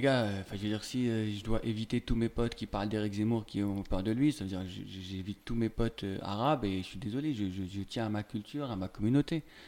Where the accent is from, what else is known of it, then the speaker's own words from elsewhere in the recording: Algeria; now in France; j'ai grandi en Algérie, avec une culture très nationaliste